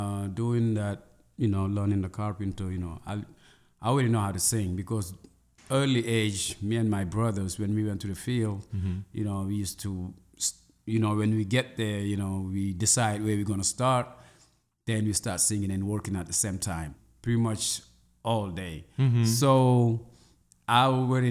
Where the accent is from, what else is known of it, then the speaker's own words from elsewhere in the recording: Senegal; English is a second language; now in Chicago, United States; …. I always spell my name, …. I am originated from Senegal in West Africa, and I live in Chicago.